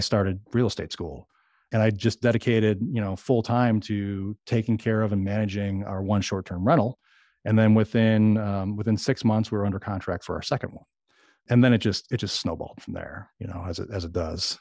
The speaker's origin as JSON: {"language": "English", "town": "Chicago", "region": "Illinois", "country": "United States", "tie": "born or raised there", "moved": "as an adult", "lives_now": "Arkansas, United States", "said": "I grew up in Chicago"}